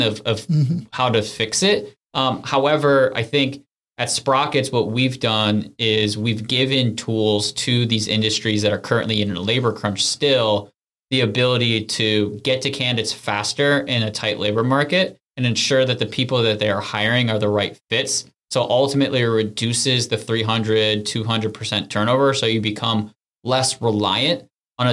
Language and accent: English; Syracuse, New York, United States; moved away as an adult; also born or lived in Washington, D.C.; now in Charleston, United States; we grew up in Syracuse, New York, where it's a great place to grow up